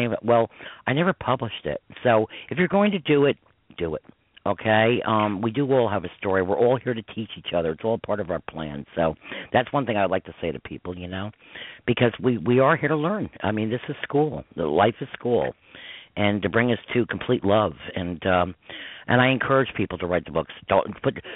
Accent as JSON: {"language": "English", "town": "Croton-on-Hudson", "region": "New York", "country": "United States", "tie": "born or raised there", "said": "I grew up in Croton Hudson, New York"}